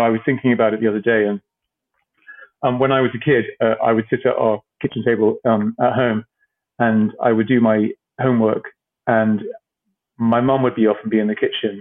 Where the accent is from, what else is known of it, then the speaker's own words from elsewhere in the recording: Cyprus; moved away; I grew up in Cyprus